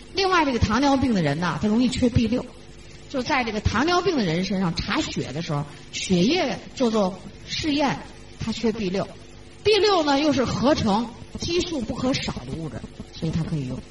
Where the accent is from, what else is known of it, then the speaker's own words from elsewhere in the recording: China; 咱们中国人